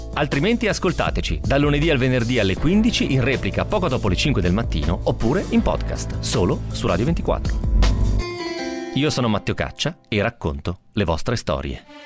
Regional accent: Seriate, Lombardy, Italy; now in Milan, Italy; Sono nato in Italia, sono nato a Bergamo, Seriate, ok, provincia di Bergamo, e uh, all'età di 21 anni Okay, mi, sono mi sono trasferito, a Milano

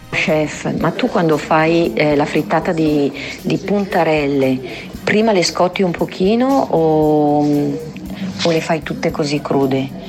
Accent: Palermo, Sicily, Italy; moved away as an adult; now in Milan, Italy; visto le mie origini, io sono palermitana, vivo a Milano da 16 anni

